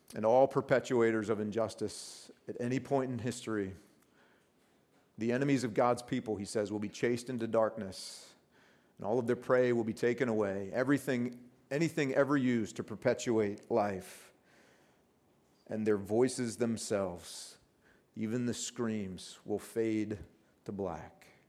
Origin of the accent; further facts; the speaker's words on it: United States; from the States like I am